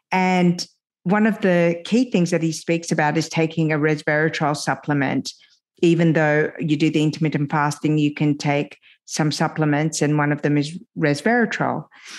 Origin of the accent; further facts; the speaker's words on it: France; born there; because I was born in France and I always wanted to go back to France